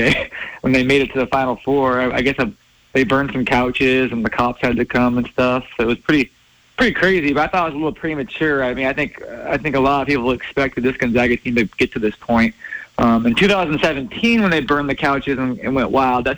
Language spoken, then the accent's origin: English; Spokane, Washington, United States; also born or lived in North Idaho / Coeur d'Alene, Idaho; I grew up in Spokane, too. So I mean, obviously, I kind of bounced between North Idaho and Spokane as a kid